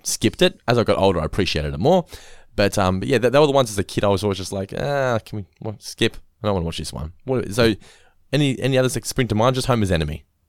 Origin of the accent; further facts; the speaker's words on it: Norlane, Victoria, Australia; where I grew up in Norlane